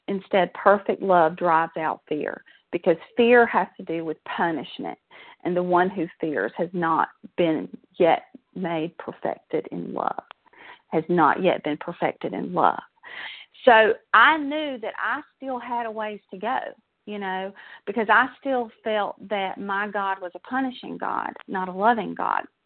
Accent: South Georgia, United States; accent: Southern; I grew up in South Georgia. Um, I'm a Southern girl, as you can probably tell from my accent

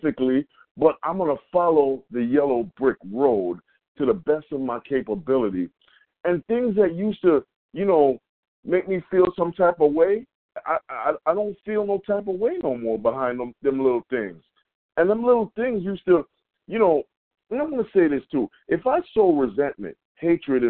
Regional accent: New York, United States; We're from New York

